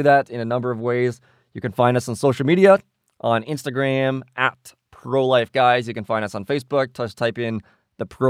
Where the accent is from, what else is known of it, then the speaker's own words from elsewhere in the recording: Canada; we are from Canada